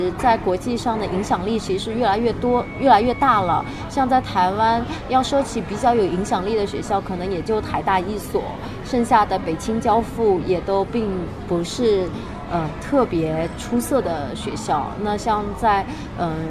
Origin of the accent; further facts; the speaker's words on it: Shanghai, China; accent: Taiwanese; also born or lived in Taiwan / Beijing; 我在台湾只待了七年，然后我现在。二十五周岁，也就是说，另外的十八年更多都是待在上海，当然也有近六七年是在北京，因为我现在在北京读大学，读研究生。